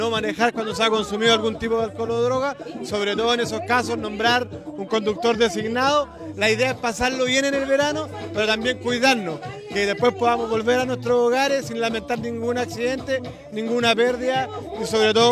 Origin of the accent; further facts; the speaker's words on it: Cauquenes, Maule, Chile; Yo, soy de aquí al lado, soy de Cauquenes, habitualmente vengo a Constitución